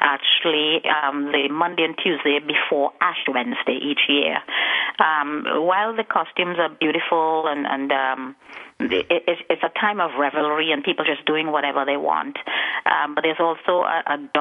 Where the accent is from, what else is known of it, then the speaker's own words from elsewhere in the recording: Trinidad & Tobago; also born or lived in United States; now in Trinidad and Tobago; I was born in Trinidad and Tobago, which is a Caribbean country. It's situated just off the coast of South America. It's the last island south. And I lived there for quite a number of years until I migrated to the United States